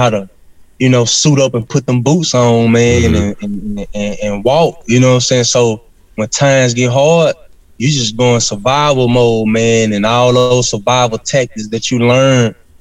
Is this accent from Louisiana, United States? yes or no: yes; Arcadia, Louisiana, United States; I'm from Arcadia, Louisiana, but it's all in the same parish